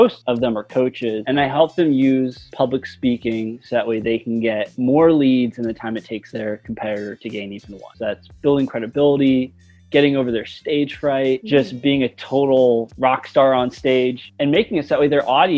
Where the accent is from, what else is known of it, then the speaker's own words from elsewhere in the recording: United States; also born or lived in Pennsylvania / New Jersey; I grew up in the North. My parents lived in two separate states. My dad lived in Pennsylvania. My mom lived in New Jersey. And so I'd go back and forth